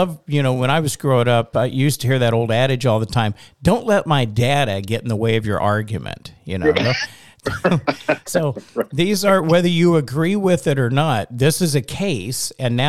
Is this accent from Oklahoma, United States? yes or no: yes; Oklahoma, United States; moved away; also born or lived in Kansas City; I'm from Oklahoma, as you know, originally